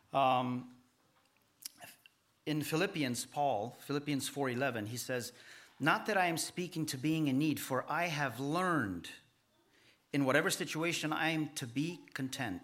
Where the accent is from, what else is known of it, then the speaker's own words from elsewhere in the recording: Romania; now in United States; we are Romanian and we are the Romanian people in America